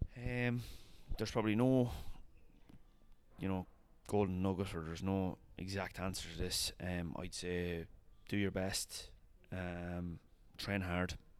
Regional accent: Longwood, Leinster, Ireland; this is Longwood. Like yeah, village of three hundred people

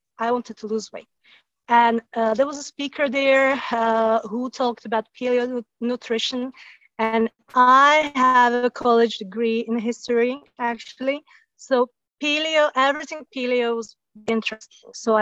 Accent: Slovakia; moved away as an adult; also born or lived in south of France; now in France; I come originally from Slovakia, and we moved to south of France

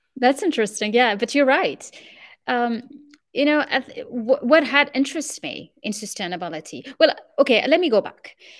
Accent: Morocco; English is a second language; moved away as an adult; also born or lived in France / United States; I grew up in Morocco, and then I went to France to study industrial engineering.

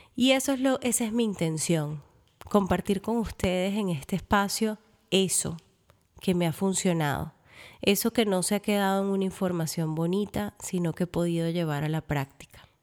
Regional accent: Venezuela; moved away; llego a Venezuela, mi tierra natal

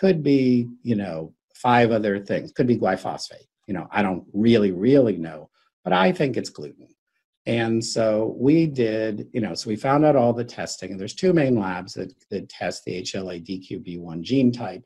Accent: Bethesda, Maryland, United States; also born or lived in Washington, D.C.; I grew up in Bethesda, Maryland

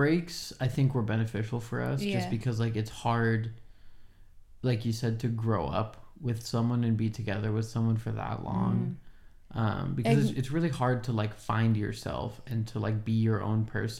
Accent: Oregon, United States; moved away as an adult; now in Los Angeles, United States; If I could, I would live in Oregon still.

